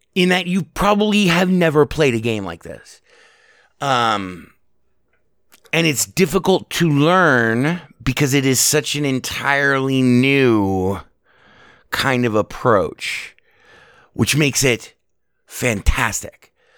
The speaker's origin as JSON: {"language": "English", "town": "Las Vegas", "region": "Nevada", "country": "United States", "tie": "born or raised there", "said": "I was born and raised here in Las Vegas"}